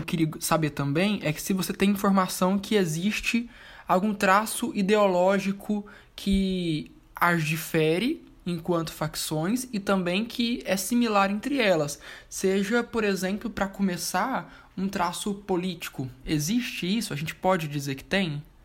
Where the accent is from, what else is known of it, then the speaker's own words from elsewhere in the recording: interior of Goiás, Brazil; Eu, pelo menos que sou do interior de Goiás